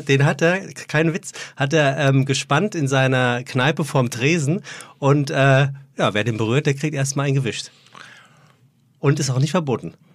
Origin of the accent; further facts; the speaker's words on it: Frankfurt, Hesse, Germany; in meiner Heimat, in meiner gebürtigen Heimat in Frankfurt